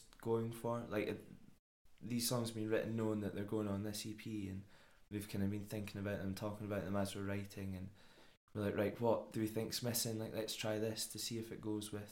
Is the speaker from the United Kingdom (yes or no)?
yes; Dunfermline, Scotland, United Kingdom; we're from Dunfermline